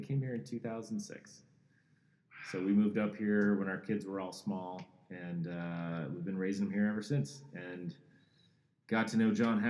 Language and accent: English; Arizona, United States; moved away as an adult; also born or lived in Poughkeepsie, New York / Los Angeles; So I grew up in Arizona to a pretty middle-class family